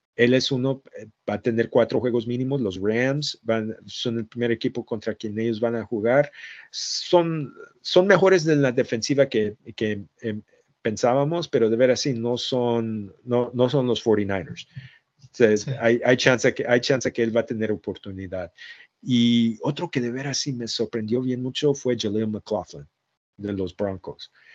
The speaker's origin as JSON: {"language": "Spanish", "region": "Jalisco", "country": "Mexico", "moved": "yes", "said": "siempre se nos escapa un poquito de español porque yo soy de Jalisco"}